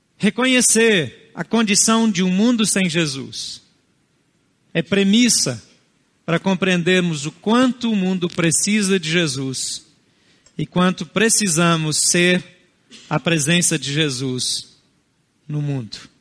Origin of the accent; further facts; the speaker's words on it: Brazil; Portuguese is a second language; Meus avós não foram brasileiros, nem paternos nem maternos. Talvez os seus também não. Isso não nos torna mais ou menos brasileiros